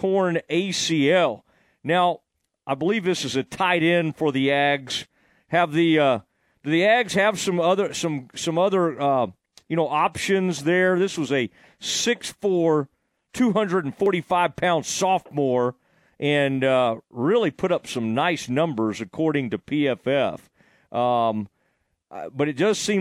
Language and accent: English; Kaufman, Texas, United States; my hometown, Kaufman.